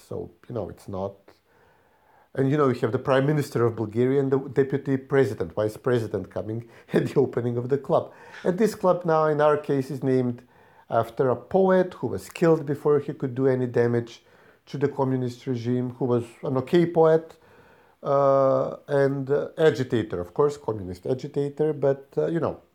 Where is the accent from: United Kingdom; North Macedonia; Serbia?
North Macedonia